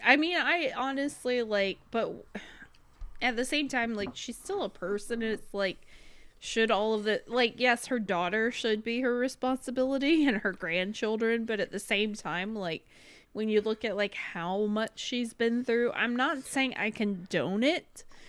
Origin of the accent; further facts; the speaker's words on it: United States; we're Americans